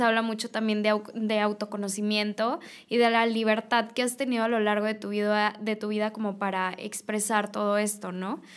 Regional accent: Reynosa, Tamaulipas, Mexico; now in Monterrey, Mexico; yo soy de Reynosa, Tamaulipas

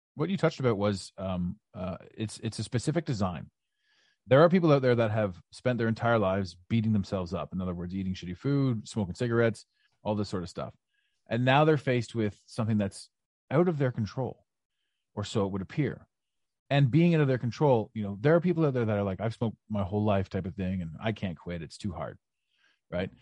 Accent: Ottawa, Ontario, Canada; moved away; Ottawa, your, your, your beautiful hometown, my hometown, uh, although, although I'm not there now

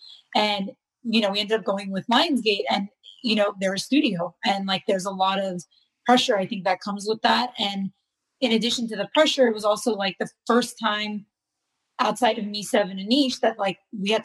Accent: California, United States; we're all from California

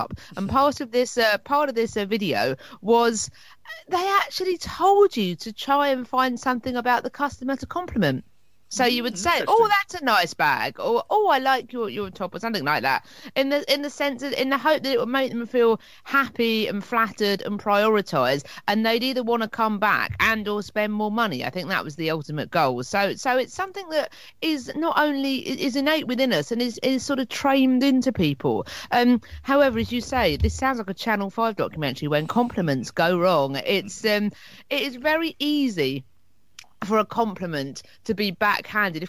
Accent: Hastings, South East England, United Kingdom; working for Marks and Spencer's in my hometown of Hastings, in the shopping centre here

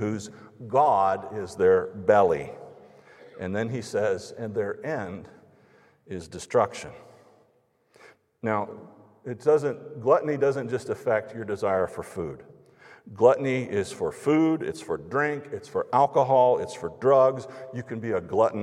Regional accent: United States; American evangelical Christians

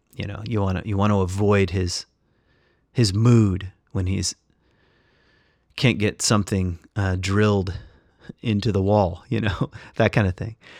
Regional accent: West Michigan, United States; I'm Irish and And, uh, I was, when, when my parents moved to West Michigan, I was just around Dutch people

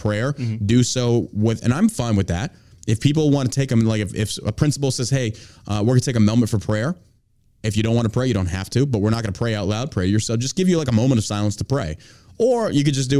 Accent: Texas, United States; I grew up with it in Texas.

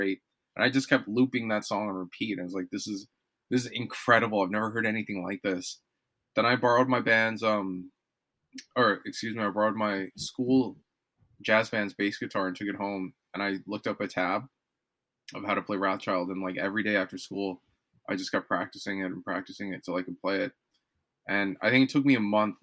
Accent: Toronto, Ontario, Canada; moved away as an adult; also born or lived in Montreal; now in Vancouver, Canada; I'm from Toronto

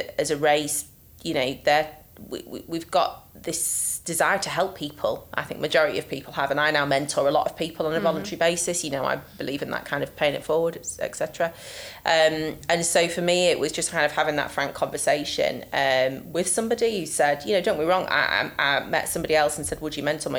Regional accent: Yorkshire and the Humber, United Kingdom; I'm from Yorkshire after all

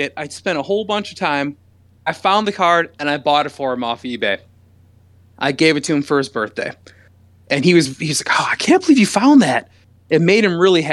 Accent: Michigan, United States; I'm from Michigan

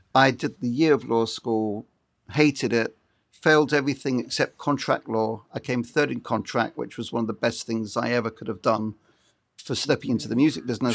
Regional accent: Brighton, South East England, United Kingdom; moved away as an adult; now in Los Angeles, United States; I come from Brighton on the south coast of England. I'm now an Ameri Brit, and I've been living in L A permanently for twenty-five years

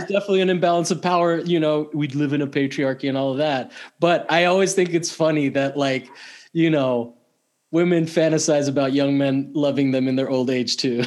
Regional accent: Italy; moved away; I grew up in Italy

